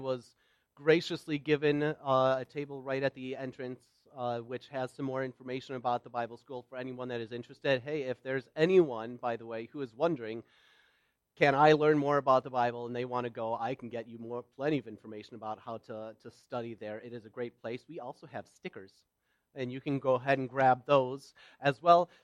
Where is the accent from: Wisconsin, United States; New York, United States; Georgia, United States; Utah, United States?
Wisconsin, United States; Wauwatosa; also born or lived in Stoughton, Wisconsin; now in Waukesha, United States; I live in Waukesha. I was born in Stoughton, raised in Wauwatosa, and moved over the country a number of times, but I seem to keep coming back around here